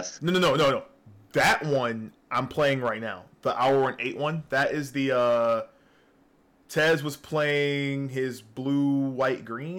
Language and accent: English; New York, United States; accent: northern; now in Georgia, United States; I wasn't born in Georgia. Really? No. I was born in New York.